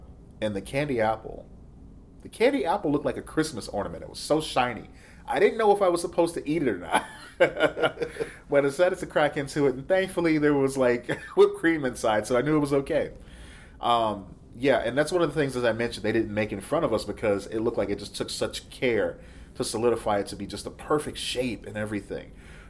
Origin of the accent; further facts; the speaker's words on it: Midwest, United States; Now, we're from the Midwest, so we don't have a Jack in the Box.